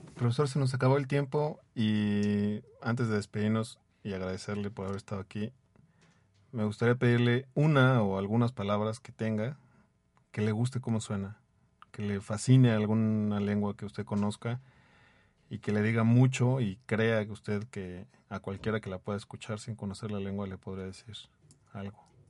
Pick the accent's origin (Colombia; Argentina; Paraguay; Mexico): Mexico; como mexicano